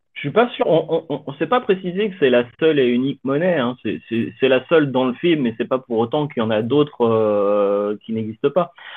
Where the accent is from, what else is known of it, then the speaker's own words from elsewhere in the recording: France; je suis français